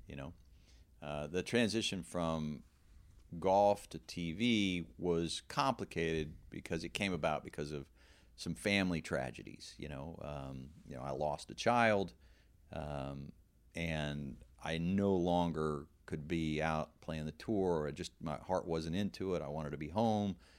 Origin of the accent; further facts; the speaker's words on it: Texas, United States; I grew up in Texas